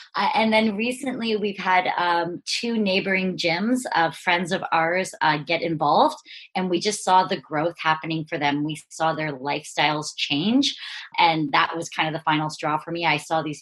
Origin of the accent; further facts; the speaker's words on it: Brantford, Ontario, Canada; I am from Brantford, Ontario, one of the Canadians in the Two Brain fold.